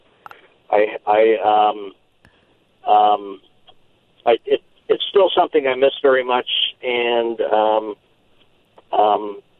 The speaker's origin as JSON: {"language": "English", "town": "Leadville", "region": "Colorado", "country": "United States", "tie": "born or raised there", "moved": "as an adult", "lives_now": "Fredericksburg, United States"}